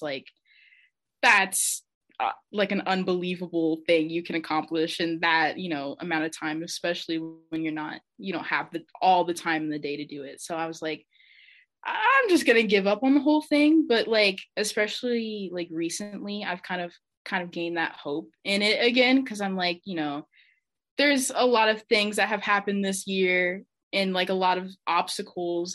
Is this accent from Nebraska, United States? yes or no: yes; Omaha, Nebraska, United States; I'm from Omaha, Nebraska.